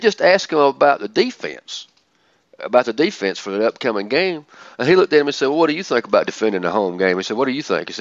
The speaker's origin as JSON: {"language": "English", "region": "the South", "country": "United States", "said": "I'm from the South"}